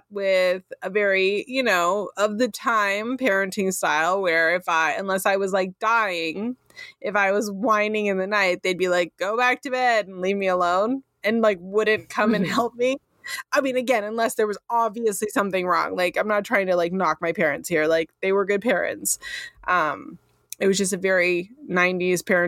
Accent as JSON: {"language": "English", "area": "Sonoma County", "region": "California", "country": "United States", "tie": "born or raised there", "said": "I grew up in Sonoma County in California."}